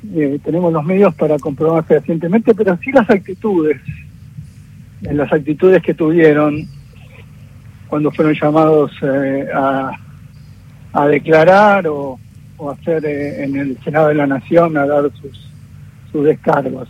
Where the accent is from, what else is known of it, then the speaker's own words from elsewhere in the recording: Argentina; como argentinos